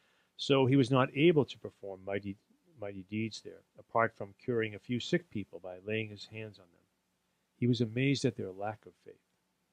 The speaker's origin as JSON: {"language": "English", "town": "Lowell", "region": "Massachusetts", "country": "United States", "tie": "born or raised there", "said": "My hometown is Lowell, Massachusetts"}